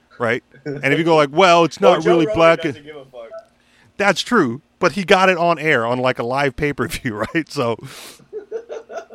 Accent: Hawaii, United States; I'm not natively Hawaiian, right. But I was born here

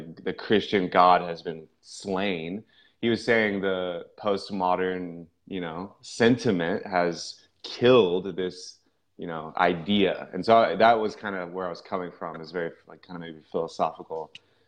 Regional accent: Houston, Texas, United States; also born or lived in Midland, Texas; born in Midland, so like out in West Texas, but I grew up in the Houston area, so Gulf Coast

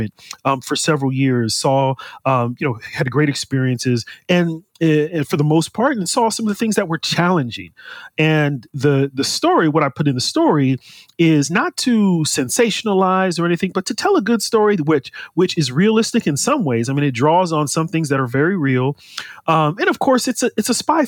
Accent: California, United States; born and raised in the U.S., born and raised in California

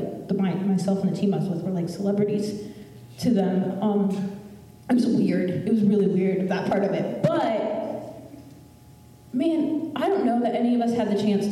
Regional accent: United States; Being born in the United States

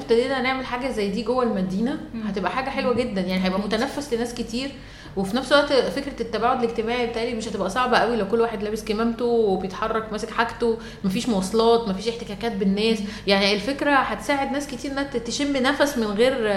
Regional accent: Egypt; احنا عندنا في مصر

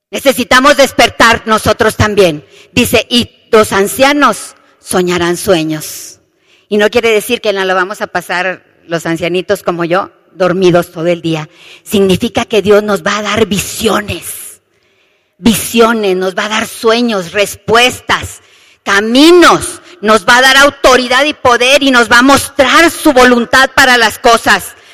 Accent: Monterrey, Nuevo León, Mexico; ¿Se acuerdan aquí en México, sobre todo yo que soy de Monterrey, que a veces llueve y a veces está el calorón tremendo?

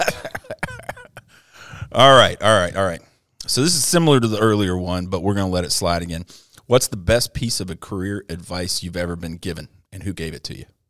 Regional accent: Hawaii, United States; moved away; growing up in Hawaii playing golf

